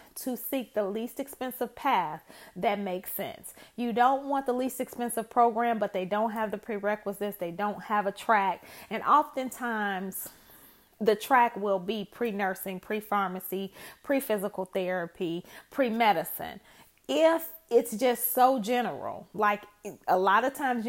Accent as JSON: {"language": "English", "town": "Chicago", "region": "Illinois", "country": "United States", "tie": "born or raised there", "said": "I am originally from Chicago"}